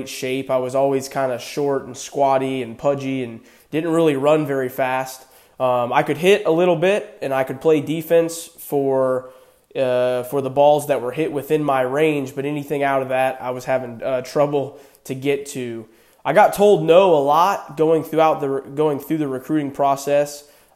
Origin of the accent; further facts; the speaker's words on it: Green Cove Springs, Florida, United States; also born or lived in Virginia Beach, Virginia; I was born in Virginia Beach, Virginia, and my family moved to Florida when I was 5 years old